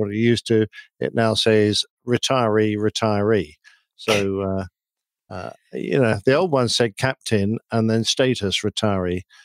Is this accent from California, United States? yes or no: yes; Riverside, California, United States; my hometown of Riverside, C A. uh, California.